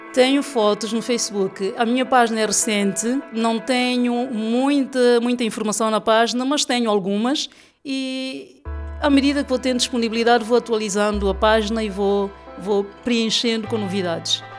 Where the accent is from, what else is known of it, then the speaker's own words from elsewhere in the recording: São Tomé & Príncipe; moved away as an adult; now in Lisbon, Portugal; Eu sou santomense, tenho estado cá